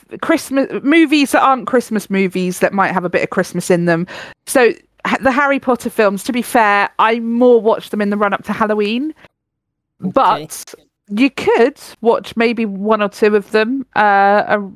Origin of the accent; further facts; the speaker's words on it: United Kingdom; As a British person